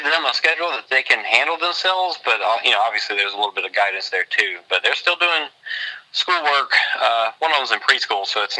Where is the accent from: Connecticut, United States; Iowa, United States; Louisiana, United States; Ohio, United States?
Louisiana, United States; near New Orleans; now in Texas, United States; I'm from Louisiana, down near New Orleans